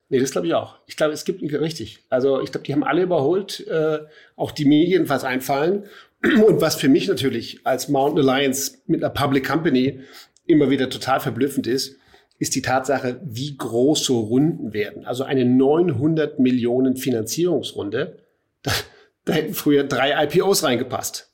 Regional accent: Munich, Bavaria, Germany; hier als Münchner

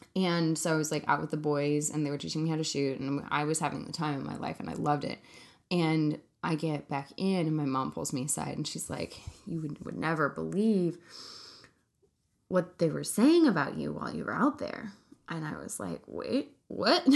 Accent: Central California, United States; I grew up in Central California around guns

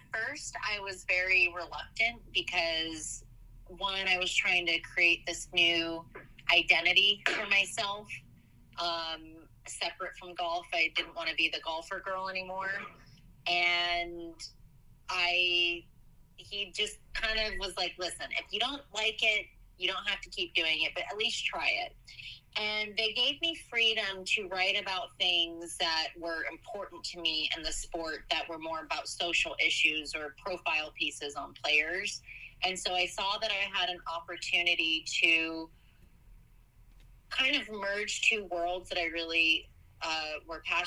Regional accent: Oklahoma, United States; I moved back to Oklahoma, which is where I'm from

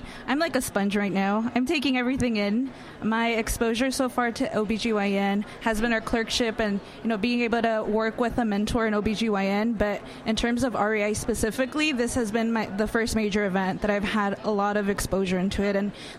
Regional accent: Los Angeles, California, United States; I'm also from Los Angeles, specifically the Hollywood Koreatown area, which I reside currently.

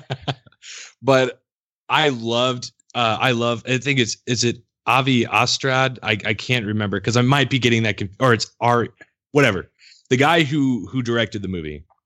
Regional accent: United States; also born or lived in Illinois side of St. Louis area; now in Missouri, United States; I grew up around St. Louis, like all my life

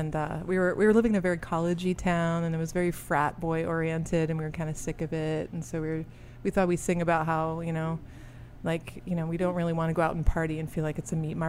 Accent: Belgium; born there; also born or lived in Singapore / Chicago, United States; Well, I'm a hybrid. I was born in Belgium. I lived in Singapore 9 years, but my mom's American, so we moved back to Belgium, then we moved to Chicago.

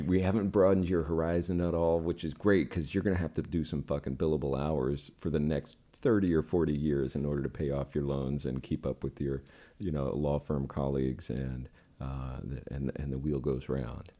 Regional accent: United States; also born or lived in New York; as an American

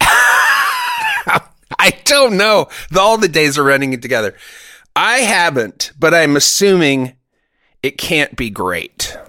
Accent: Germany; moved away; I grew up in Germany

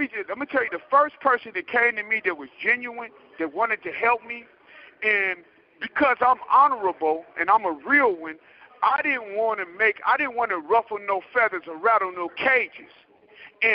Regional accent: the Bay Area, California, United States; I'm from the Bay

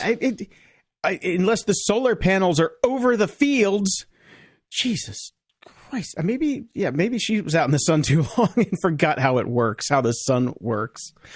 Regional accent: Chicago, Illinois, United States; I'm from Chicago

